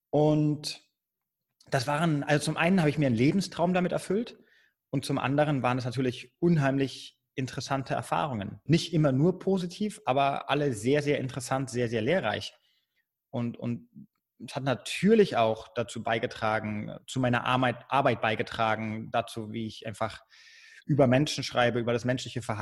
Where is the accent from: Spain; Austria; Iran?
Spain; also born or lived in Germany; ich bin in Deutschland geboren. Beide, meine beiden Eltern sind Deutsche, aber ich bin mit meiner Mutter damals und meinen Geschwistern nach Spanien ausgewandert, als ich neun Jahre alt war. Habe dann äh, zwölf Jahre in Spanien gelebt.